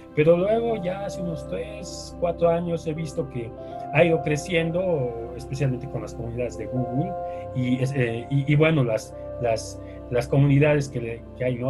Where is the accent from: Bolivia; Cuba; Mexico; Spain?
Bolivia; La Paz; yo siempre he vivido en La Paz, eh, eh, he nacido acá, en, en, La Paz, Bolivia.